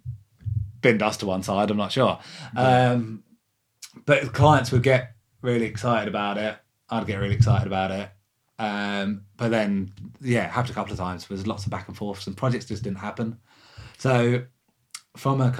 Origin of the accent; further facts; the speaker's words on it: Lewes, South East England, United Kingdom; I'm from Lewis